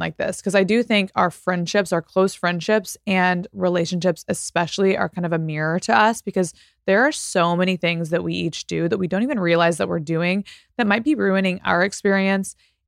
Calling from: Italy; Hi, Peyton. I'm a follower from Italy

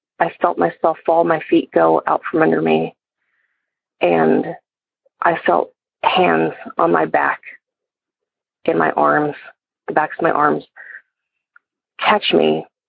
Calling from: Georgia, United States; I'm calling from Georgia.

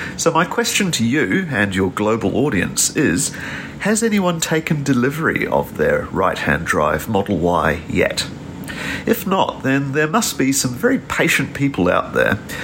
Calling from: Papamoa Beach, Bay of Plenty, New Zealand; I'm calling from Papamoa Beach here in New Zealand.

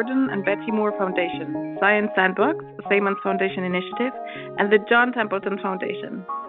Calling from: Colchester, East of England, United Kingdom; I'm calling from Colchester in Essex, UK.

